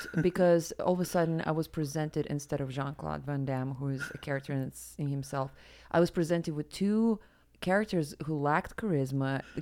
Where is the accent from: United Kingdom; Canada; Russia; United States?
Russia; Siberia; moved away; a person who grew up in Siberia